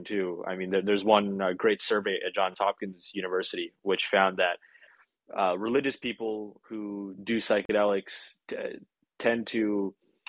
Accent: Vancouver, British Columbia, Canada; here in my hometown, lucky me, or a couple hours away from me technically, but in my area in Vancouver.

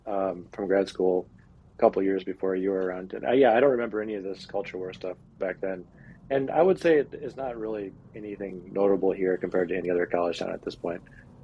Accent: Ann Arbor, Michigan, United States; moved away as an adult; also born or lived in Bay Area / New York; I've lived in the Bay Area and spent a lot of time in New York, but I grew up in Ann Arbor, so now I'm back here with family.

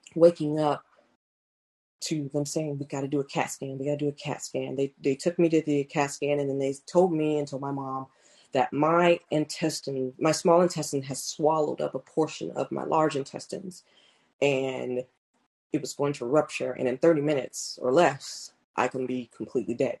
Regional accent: Clearwater, Florida, United States; growing up, I'm from Clearwater, Florida.

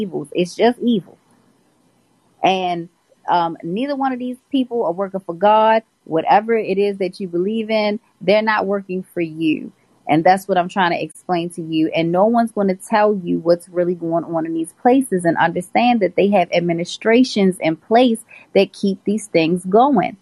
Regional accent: Baltimore, Maryland, United States; I'm from Baltimore City.

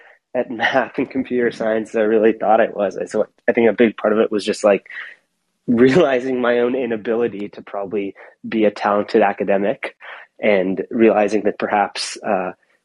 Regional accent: Portland, Oregon, United States; moved away; I grew up in Portland, Oregon, and my parents were immigrants from India

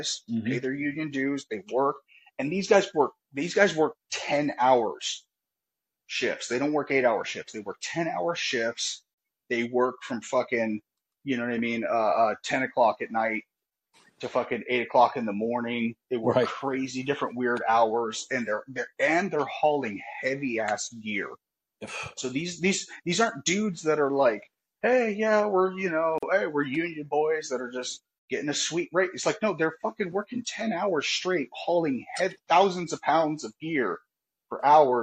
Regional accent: California, United States; I'm from California.

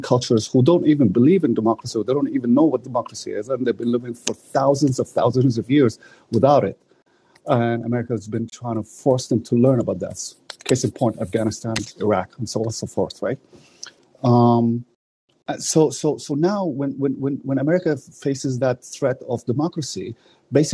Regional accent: Canada; a Canadian myself

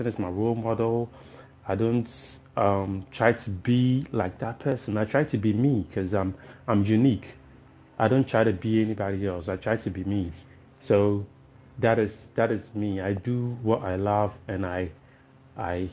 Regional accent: Tema, Greater Accra, Ghana; I'm just a young gentleman, born and raised in Tema.

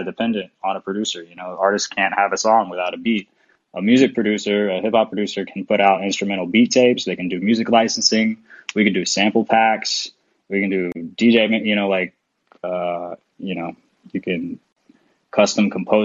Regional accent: Nashville, Tennessee, United States; moved away as an adult; now in Europe; I'm from Nashville, Tennessee

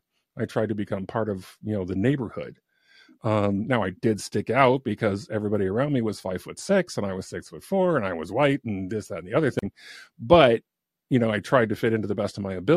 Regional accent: San Diego, California, United States; also born or lived in Africa; now in Oregon, United States; I live in Oregon right now. I grew up in San Diego, California

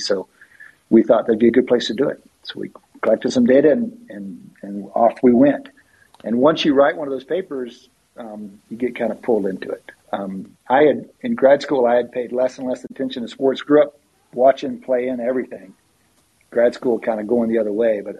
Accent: West Texas, United States; moved away as an adult; also born or lived in Philadelphia, Pennsylvania; now in Austin, United States; we grew up in West Texas.

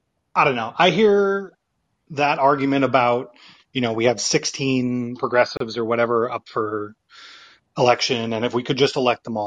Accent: San Francisco, California, United States; I grew up in San Francisco

